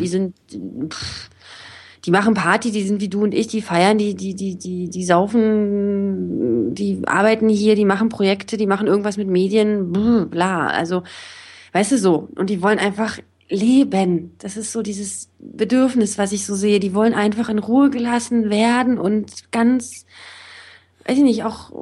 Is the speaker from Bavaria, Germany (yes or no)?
no; Berlin, Germany; moved away as an adult; also born or lived in Israel; Ich bin jetzt auch nicht, noch nicht so lange wieder zurück hier in meiner Heimatstadt